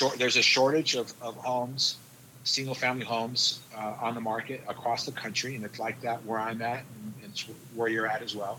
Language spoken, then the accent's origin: English; Albuquerque, New Mexico, United States; I'm from Albuquerque, New Mexico.